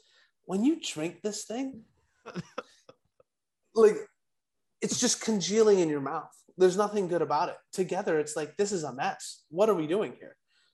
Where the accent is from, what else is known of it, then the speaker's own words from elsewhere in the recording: Hawaii, United States; I'm actually from Hawaii, Ka'imi Fairbairn. I grew up like 15 minutes away from him.